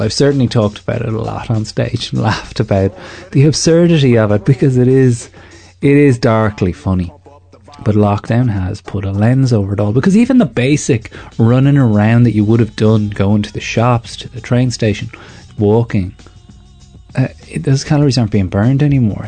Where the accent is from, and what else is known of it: Ireland